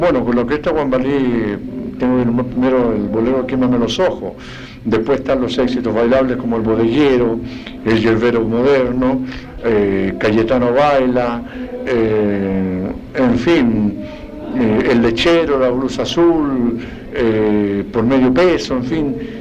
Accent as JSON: {"language": "Spanish", "country": "Chile", "said": "soy un, un, profeta en mi tierra"}